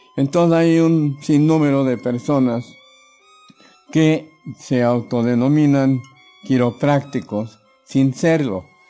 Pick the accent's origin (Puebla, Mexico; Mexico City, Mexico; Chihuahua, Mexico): Mexico City, Mexico; also born or lived in Davenport, Iowa, United States; yo soy mexicano, por nacimiento. Nací en la Ciudad de México en 1945.